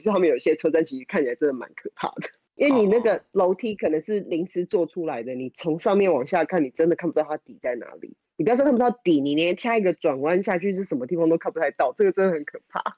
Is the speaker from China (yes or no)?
no; Taiwan; 以前小时候在台湾的图书馆是可以借到 D V D 的